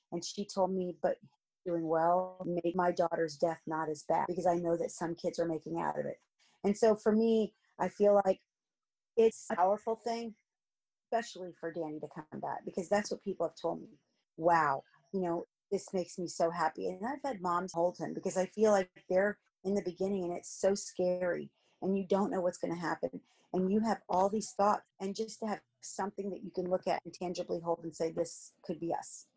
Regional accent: Miami, Florida, United States; also born or lived in New Jersey / Clermont; I've lived here, I think, since my mom moved to Miami when I was two

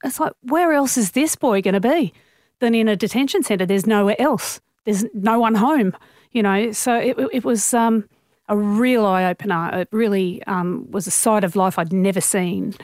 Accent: Sydney, New South Wales, Australia; I grew up in Normanhurst, so that's in the northwestern suburbs of Sydney, so very suburban area

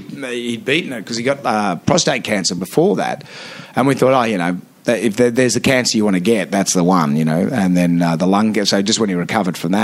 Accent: Sydney, New South Wales, Australia; growing up in Sydney

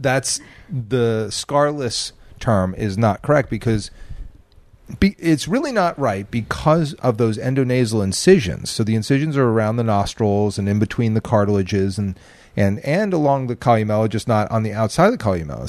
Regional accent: New Jersey, United States; moved away; growing up in Jersey

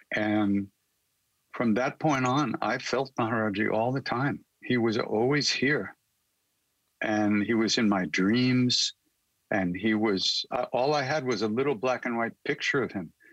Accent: Long Island, New York, United States; also born or lived in India; I'm a kid from Long Island, New York. So and I grew up with rock and roll

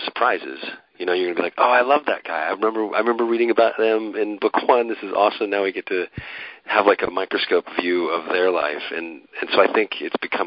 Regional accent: Reno, Nevada, United States; my hometown, Reno, Nevada

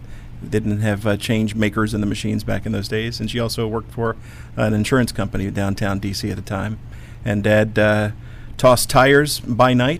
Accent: Washington, District of Columbia, United States; I'm a native Washington, Washingtonian.

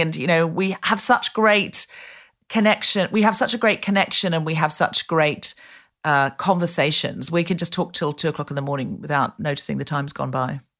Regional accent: Australia; moved away; I was raised in Australia

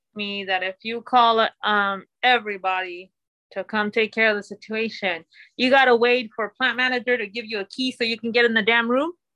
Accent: Mexico; now in United States; I'm a Latina. I come from Mexico. I was born in Mexico. I'm a citizen now.

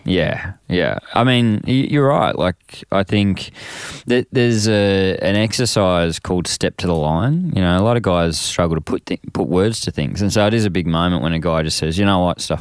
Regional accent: Frankston, Victoria, Australia; I grew up in Frankston

